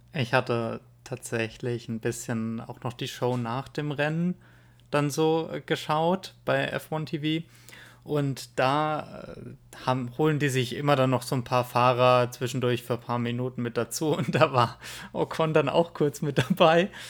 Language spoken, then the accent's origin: German; Germany; bei uns in Deutschland